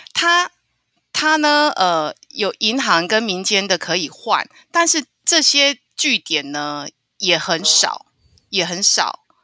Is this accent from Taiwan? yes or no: yes; Taiwan; 我就说我是台湾嗯。来的